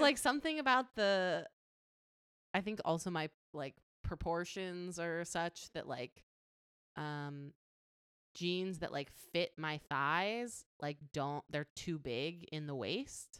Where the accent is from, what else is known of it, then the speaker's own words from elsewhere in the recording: Las Vegas, Nevada, United States; I grew up in Las Vegas